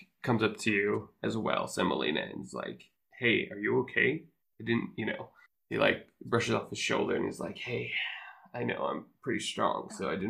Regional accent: Canada; I'm sorry. I'm Canadian.

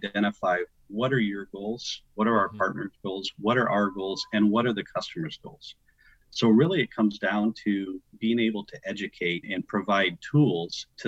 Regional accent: Western Illinois, United States; moved away as an adult; also born or lived in Arizona; I grew up in the Midwest, so Western Illinois

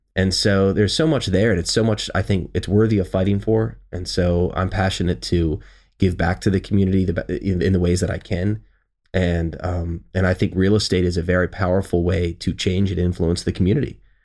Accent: Baltimore, Maryland, United States; I'm from Baltimore

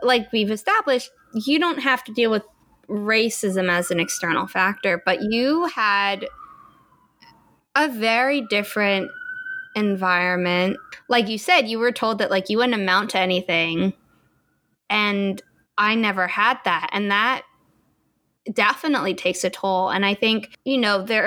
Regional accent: United States; also born or lived in New York; I grew up as an American

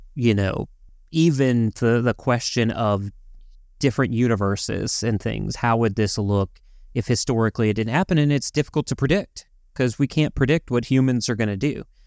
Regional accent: Louisiana, United States; We were raised in Louisiana, right, in the South

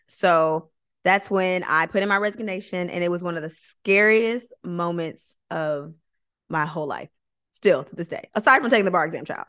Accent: Flint, Michigan, United States; moved away as an adult; also born or lived in Georgia; I'm originally from Flint, so I'm originally from Michigan

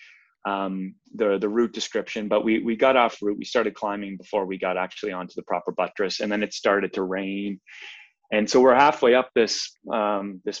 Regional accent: Prince Edward Island, Canada; moved away as an adult; also born or lived in British Columbia; now in Vancouver, Canada; I'm actually from Prince Edward Island. That's where I grew up.

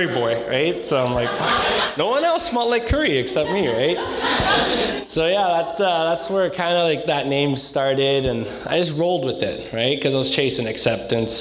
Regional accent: Coquitlam, British Columbia, Canada; I'm actually from Coquitlam

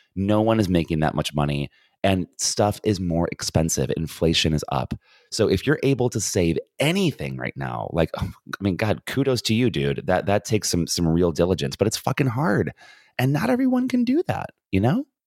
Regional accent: United States; being an American

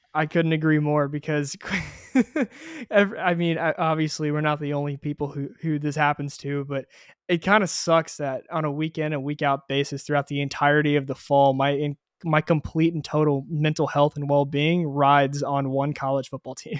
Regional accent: Houston, Texas, United States; I am also from Houston, Texas

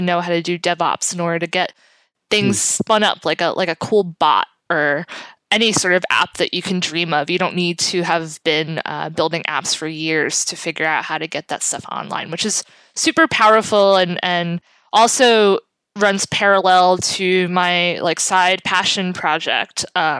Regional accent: New York City, New York, United States; now in Jersey City, United States; I live in Jersey City. I'm originally from South Brooklyn. I've always lived in this area

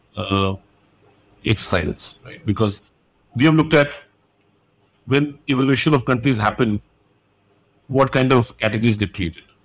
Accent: India; I'm Indian, I stayed in India.

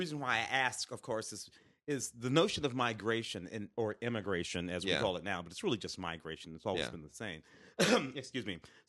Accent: Tennessee, United States; born there; When I was born in Tennessee, it's because of that migration.

